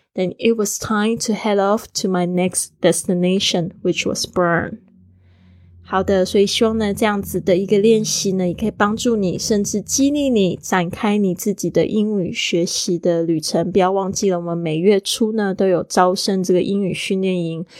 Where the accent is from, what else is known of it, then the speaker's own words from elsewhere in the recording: Taiwan; For someone from a tropical island，就是对于一个是来自热带岛屿的人，啊，我是来自台湾